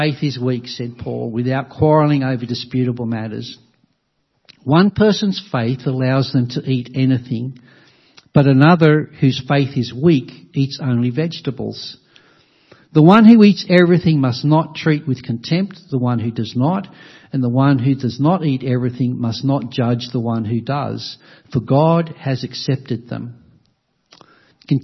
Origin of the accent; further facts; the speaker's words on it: Australia; Many of us, all of us, in a country like Australia, whether we appreciate it or not, enjoy the blessings of Christianity